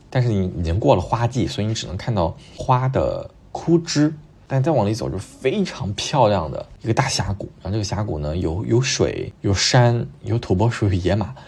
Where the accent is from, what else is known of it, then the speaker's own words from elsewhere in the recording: Luoyang, Henan, China; 因为我是洛阳人